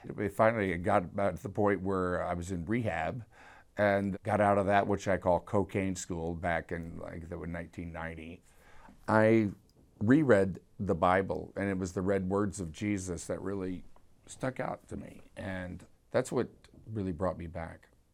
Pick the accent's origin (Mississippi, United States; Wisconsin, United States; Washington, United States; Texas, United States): Texas, United States; Houston; I grew up in Houston